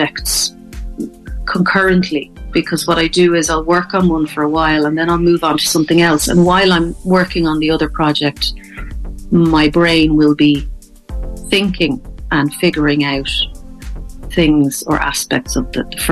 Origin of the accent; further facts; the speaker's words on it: Dublin, Leinster, Ireland; moved away as an adult; also born or lived in Connemara / Kilkenny; now in Thomastown, Ireland; I'm originally from Dublin, but I moved to Connemara in 2003